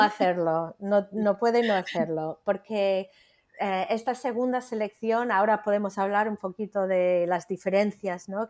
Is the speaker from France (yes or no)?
no; United States; Spanish is a second language; moved away as an adult; now in Spain; soy estadounidense, ¿no? Soy de Estados Unidos, pero llevo más, bueno, más de 30 años ya en España